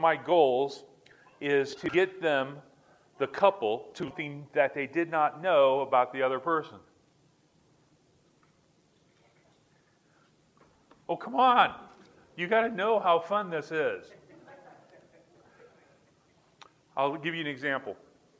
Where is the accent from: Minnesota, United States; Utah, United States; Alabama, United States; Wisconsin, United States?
Alabama, United States; Montgomery; born there; I think I was born in Montgomery, Alabama, on an Air Force base.